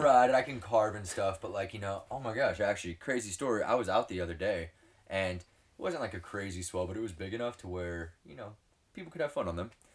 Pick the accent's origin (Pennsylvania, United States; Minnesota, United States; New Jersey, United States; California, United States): California, United States; Southern; I was born and raised in Southern California.